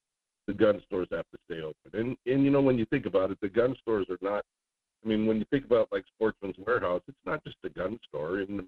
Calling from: Juneau, Alaska, United States; calling from Juneau.

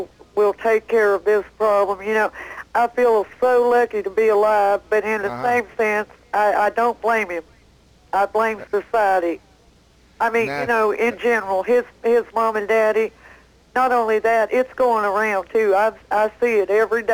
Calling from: Mooresboro, North Carolina, United States; I'm calling from Mooresboro, North Carolina

